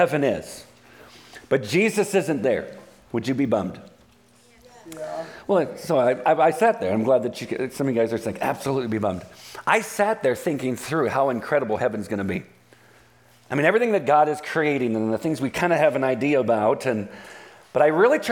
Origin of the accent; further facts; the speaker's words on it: Southern California, United States; I'm from Southern California